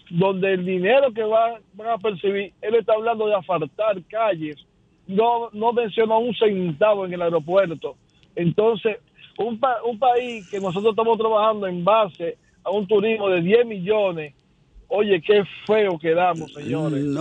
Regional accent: Dominican Republic; qué vamos a hacer nosotros como pueblo dominicano, algo que es totalmente politiquero

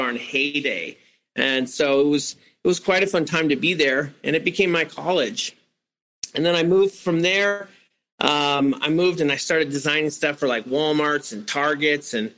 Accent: San Francisco, California, United States; I grew up in San Francisco

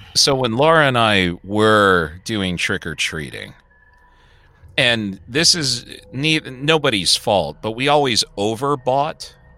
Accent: Chicago, Illinois, United States; I grew up in Hyde Park

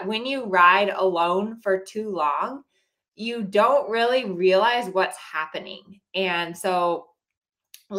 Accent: Colorado, United States; now in California, United States; I grew up in Colorado where it was always super hot June and July.

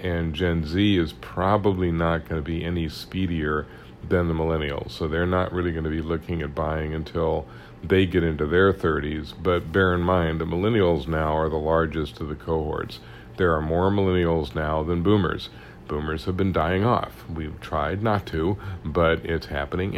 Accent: Kansas City, Missouri, United States; I'm from Kansas City

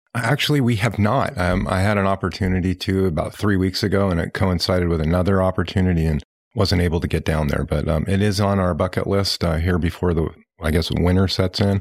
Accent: Pacific Northwest, United States; now in Northwest Arkansas, United States; growing up in the Pacific Northwest

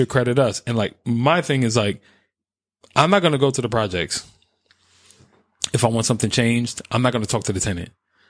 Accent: New York, United States; I have no bias because I'm from New York.

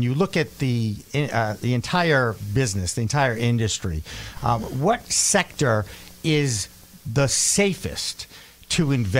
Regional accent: Boston, Massachusetts, United States; We're from Boston.

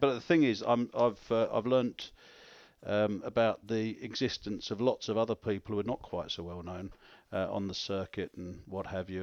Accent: London, United Kingdom; moved away as an adult; also born or lived in Orpington, Kent / Spain / Glasgow; now in Leeds, United Kingdom; I'm from, I'm from South East London, but I was actually born in, um, I was actually born in your native Kent

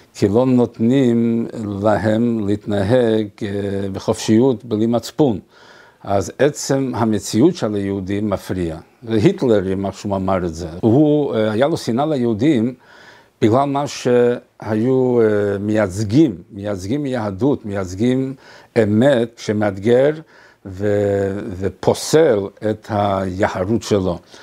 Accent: Montevideo, Uruguay; אני ממונטווידאו

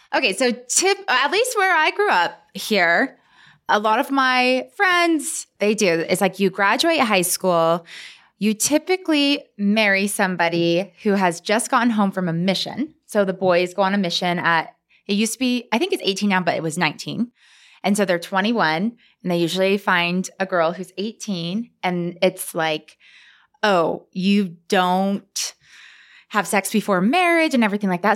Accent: Bountiful, Utah, United States; I grew up here in Salt Lake City. Uh, well, I grew up in Bountiful

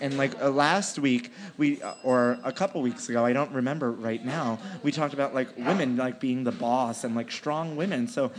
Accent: New York City, New York, United States; I grew up in New York City.

